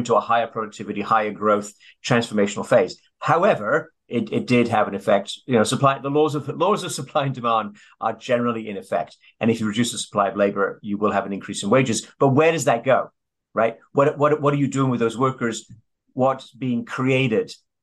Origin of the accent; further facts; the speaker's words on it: Sheffield, Yorkshire and the Humber, United Kingdom; I'm from Sheffield, which is pretty close to Derby